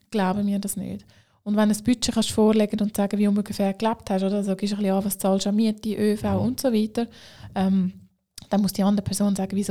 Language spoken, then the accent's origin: German; Zurich, Switzerland; Auch als Zürcher kann ich sagen, Aargau ist schön.